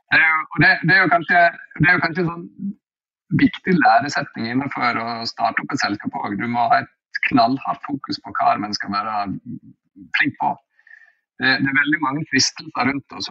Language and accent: Norwegian; Norway; jeg er norsk